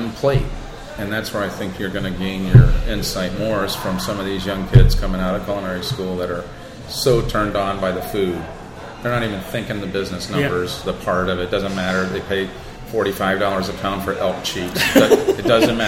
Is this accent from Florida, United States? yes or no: yes; the Florida Keys, United States; moved away as an adult; now in Rochester, United States; I'm from the Keys, so that's my style